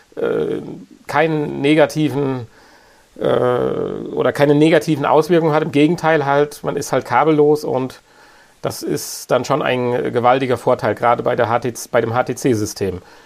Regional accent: Germany; bei uns in Deutschland

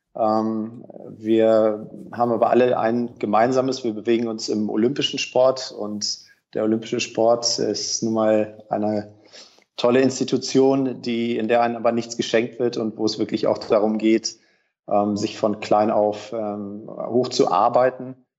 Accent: Sauerland, North Rhine-Westphalia, Germany; moved away; also born or lived in Hamburg

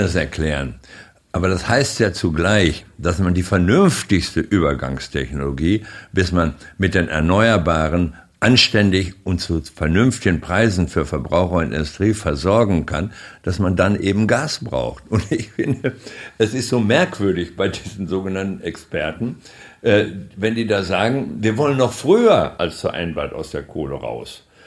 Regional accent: Germany; als Deutsche

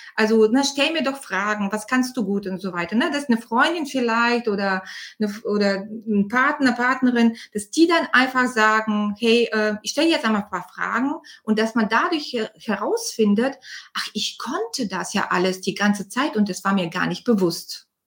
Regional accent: Bulgaria; now in Germany; ich bin Bulgarin ursprünglich. Ich bin seit 91 in Deutschland

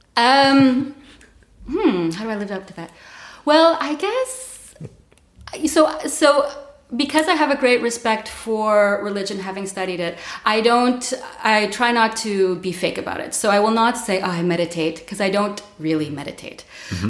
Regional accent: Montreal, Quebec, Canada; moved away as an adult; now in Berlin, Germany; I'm from Montreal. I've been in Berlin for 14 years.

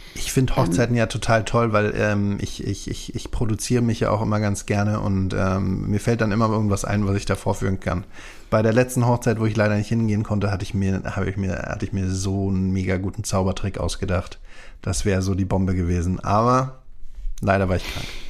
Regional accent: Berlin, Germany; ich bin ja da im Norden von Berlin aufgewachsen

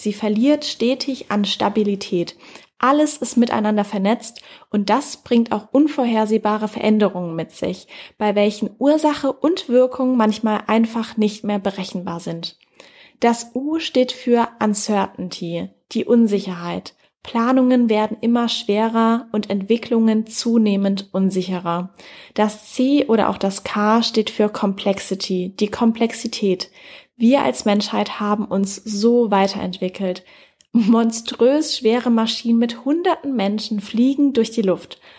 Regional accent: Germany; hier bei uns in Deutschland

